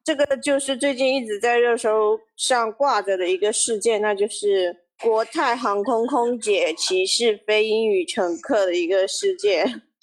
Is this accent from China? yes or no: yes; China; 作为中国人